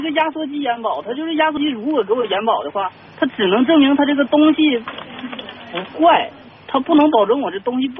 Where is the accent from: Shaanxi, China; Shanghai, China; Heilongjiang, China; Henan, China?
Heilongjiang, China; 我是黑龙江的，我们这冷了